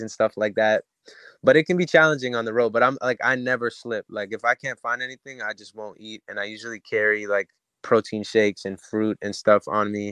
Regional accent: Canada; moved away as an adult; now in Los Angeles, United States; my hometown in Canada

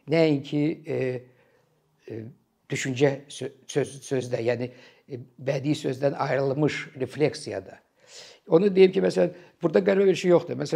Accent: Azerbaijan

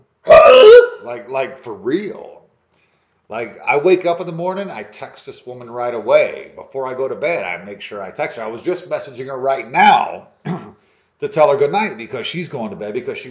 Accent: Natural Bridge, New York, United States; also born or lived in Frankfurt am Main, Germany; now in Tennessee, United States; I grew up in Natural Bridge in New York

